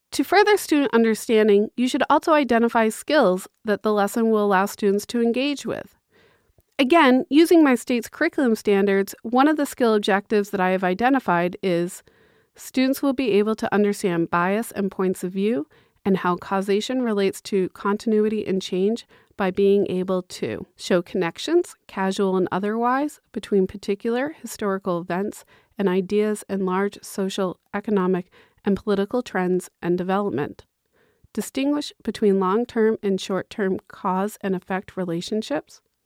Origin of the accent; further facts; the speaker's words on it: Massachusetts, United States; I'm from Massachusetts